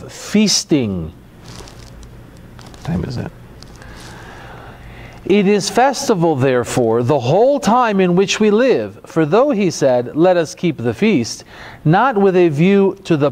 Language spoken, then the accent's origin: English; United States; I grew up in America